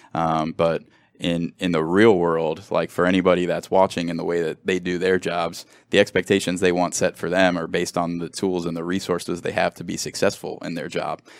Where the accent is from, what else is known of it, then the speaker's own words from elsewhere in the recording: Cincinnati, Ohio, United States; moved away as an adult; now in Los Angeles, United States; I grew up in Cincinnati